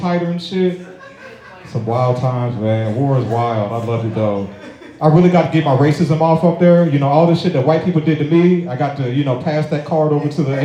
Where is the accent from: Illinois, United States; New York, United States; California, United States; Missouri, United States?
Missouri, United States; St. Louis; I'm from St. Louis